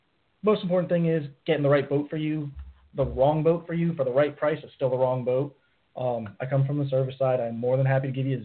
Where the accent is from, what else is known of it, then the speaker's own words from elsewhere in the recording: Florida, United States; I'm from Florida. Grew up fishing from you know the time I could handle a fishing pole.